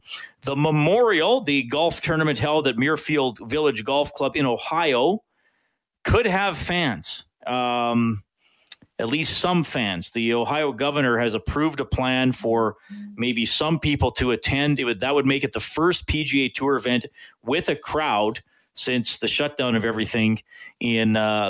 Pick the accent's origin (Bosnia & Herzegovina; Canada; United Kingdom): Canada; Evansburg, Alberta; now in Edmonton, Canada; growing up in Evansburg